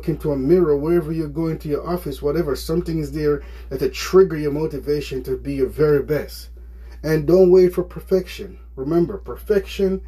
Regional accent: Jamaica; moved away; I'm from Jamaica

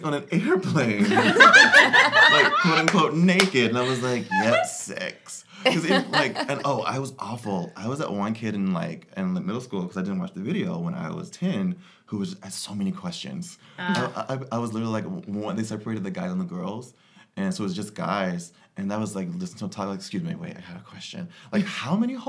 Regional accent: Georgia, United States; I grew up in Georgia in the South in a very religious family.

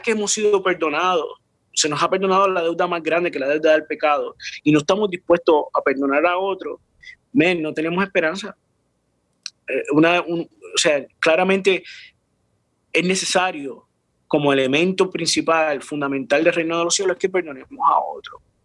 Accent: San Juan, Puerto Rico; yo nací en Puerto Rico, Río Piedras, Puerto Rico, en un barrio que se llama San José

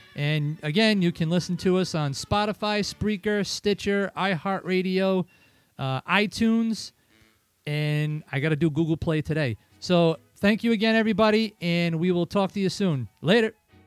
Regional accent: Riverside, Rhode Island, United States; I'm from Riverside

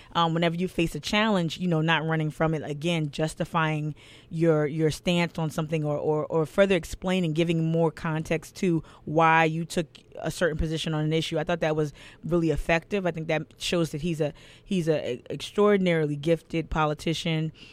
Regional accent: New Jersey, United States; now in Charleston, United States; I'm from New Jersey originally

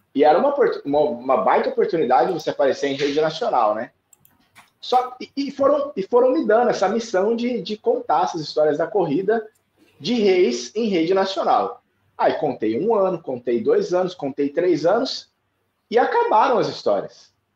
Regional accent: Campo Grande, Mato Grosso do Sul, Brazil; moved away as an adult; now in Recife, Brazil; criou a nossa família em Campo Grande, Mato Grosso do Sul, que é onde eu nasci, fui criado

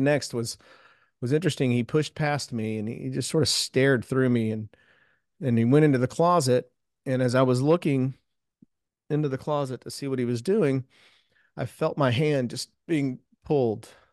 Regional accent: South Houston, Texas, United States; I grew up in South Houston, south of Houston, Texas

